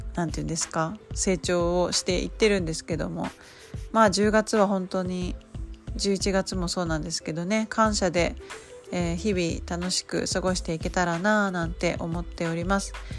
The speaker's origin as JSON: {"language": "Japanese", "region": "Nagasaki", "country": "Japan", "tie": "born or raised there", "moved": "yes", "said": "故郷の長崎の"}